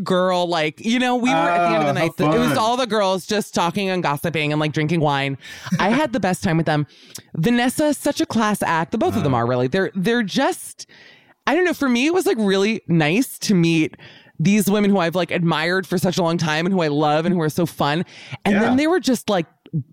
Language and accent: English; Miami, Florida, United States; moved away; also born or lived in London; I grew up in Miami